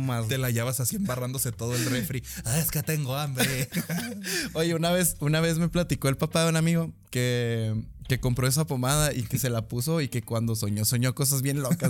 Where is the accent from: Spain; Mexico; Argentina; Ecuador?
Mexico; nosotros somos mexicanos